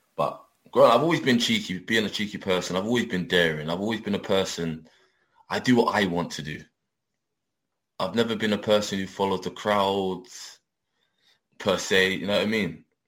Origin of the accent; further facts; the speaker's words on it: London, United Kingdom; I'm I'm born and bred in London, but like I said, I'm from my, my family come from Jamaica